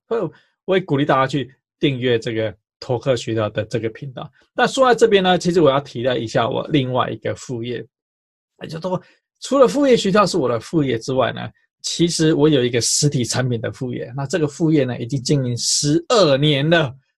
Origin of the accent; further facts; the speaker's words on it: Taipei, Taiwan; 我记得我小时候在读建中的时候